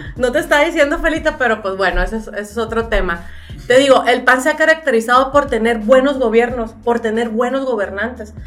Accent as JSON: {"language": "Spanish", "town": "Sinaloa de Leyva", "region": "Sinaloa", "country": "Mexico", "tie": "born or raised there", "moved": "as an adult", "lives_now": "Culiacán, Mexico", "said": "soy del norte para los que no me conocen, soy del municipio de Sinaloa de Leiva"}